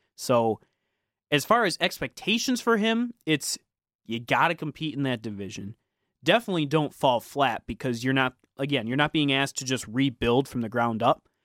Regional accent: Detroit, Michigan, United States; when you and I were growing up in the Detroit area

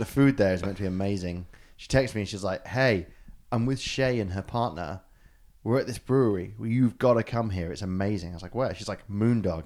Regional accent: United Kingdom; a British person

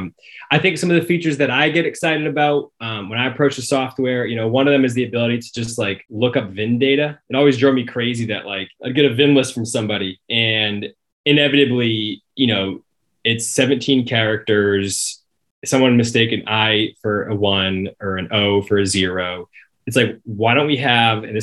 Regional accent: Cape Cod, Massachusetts, United States; I'm from Cape Cod. I grew up in the water.

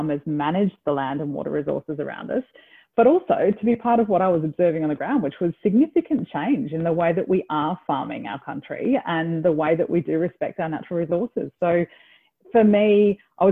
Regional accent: Byron Bay, New South Wales, Australia; I grew up in Byron Bay, and it was a pretty different town back then to what it is at the moment

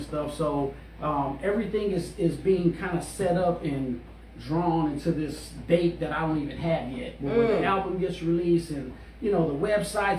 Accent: Los Angeles, California, United States; I was actually born in General Hospital. Yeah. So, I was born in L.A.

